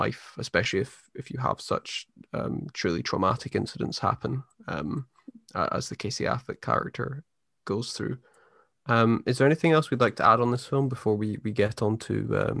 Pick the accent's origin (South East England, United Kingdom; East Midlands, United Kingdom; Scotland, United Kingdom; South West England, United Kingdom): Scotland, United Kingdom; growing up in Scotland